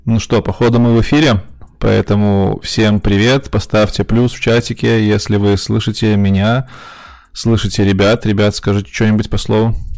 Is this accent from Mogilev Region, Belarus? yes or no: no; Minsk, Belarus; Артем так же, как и я, из Минска